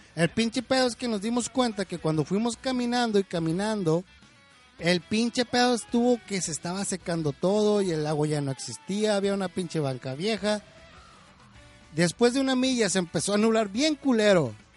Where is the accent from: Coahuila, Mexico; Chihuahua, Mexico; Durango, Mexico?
Durango, Mexico; now in Chicago, United States; en mi ciudad, en, en el lugar donde yo nací, en Durango, se hacía el grito de independencia ahí en la Plaza Cuarto Centenario